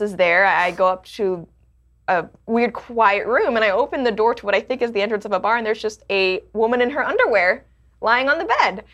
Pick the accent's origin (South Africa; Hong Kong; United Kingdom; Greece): Hong Kong; now in Canada; I was born in Canada, but I didn't grow up in Canada. I grew up in Hong Kong